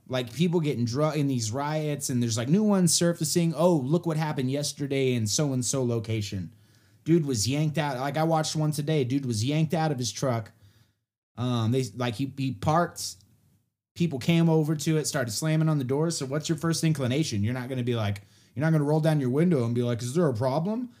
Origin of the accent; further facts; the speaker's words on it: Texas, United States; moved away; also born or lived in West Coast; I grew up in Texas, but I left.